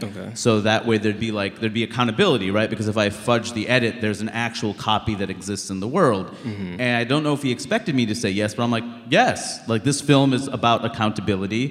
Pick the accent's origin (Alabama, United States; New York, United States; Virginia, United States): New York, United States; New York City; I grew up in Queens, New York